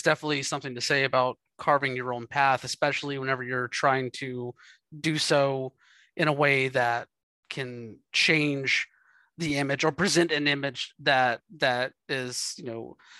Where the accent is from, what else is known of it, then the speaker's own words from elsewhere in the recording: East Coast, United States; now in West Coast, United States; I'm originally from the East Coast, but I will say, when I moved out to the West Coast and started looking around for indies to go